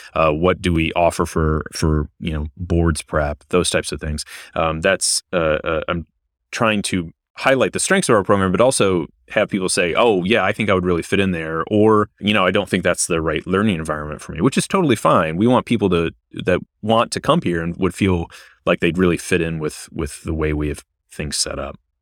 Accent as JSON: {"language": "English", "region": "Michigan", "country": "United States", "also_born_or_lived": "South Carolina / Ohio / Louisiana / Washington, D.C.", "moved": "as an adult", "lives_now": "Virginia, United States", "said": "I'm originally from Michigan"}